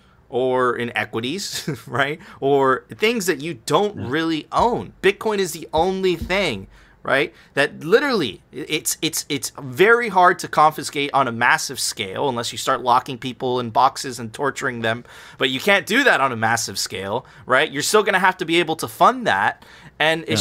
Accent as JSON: {"language": "English", "country": "Venezuela", "moved": "yes", "said": "I come from Venezuela"}